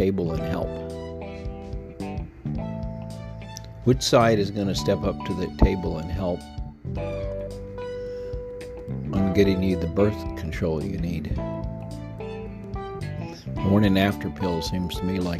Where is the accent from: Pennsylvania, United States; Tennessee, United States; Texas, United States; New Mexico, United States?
Texas, United States; Texas, my home state